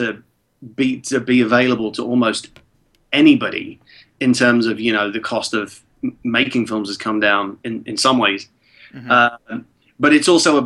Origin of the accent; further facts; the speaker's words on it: Prague, Czechia; English is a second language; moved away; when I was a kid in Prague and I didn't speak English yet